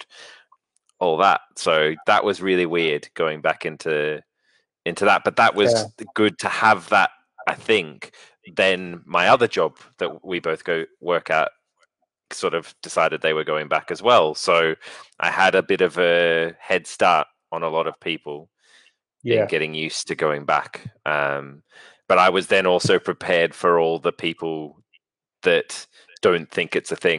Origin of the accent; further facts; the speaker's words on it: Melbourne, Victoria, Australia; moved away; Which happened in my hometown